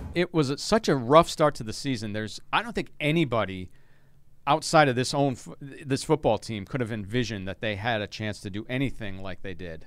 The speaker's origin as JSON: {"language": "English", "town": "Providence", "region": "Rhode Island", "country": "United States", "tie": "born or raised there", "said": "I was working as a television news producer down in Providence, my hometown"}